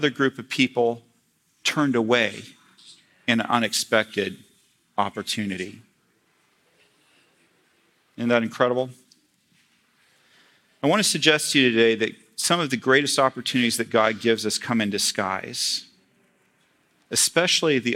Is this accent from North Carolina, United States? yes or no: yes; North Carolina, United States; moved away; growing up in North Carolina